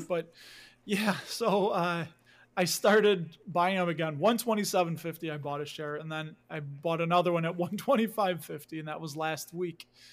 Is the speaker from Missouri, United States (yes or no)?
no; Chicago, Illinois, United States; I grew up in Chicago. I lived here my whole life. You can hear a little bit of the accent